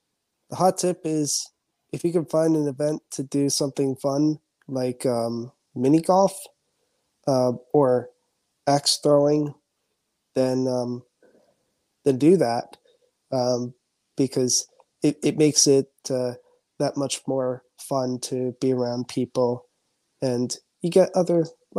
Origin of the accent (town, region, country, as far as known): central New Jersey, United States; born or raised there